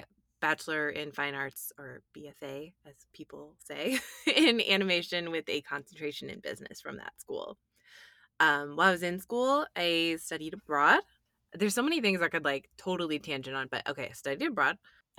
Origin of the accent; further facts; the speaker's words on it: Michigan, United States; I'm originally from Michigan.